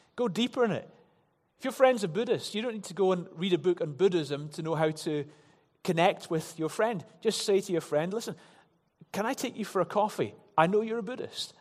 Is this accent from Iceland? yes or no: no; Glasgow, Scotland, United Kingdom; growing up in Glasgow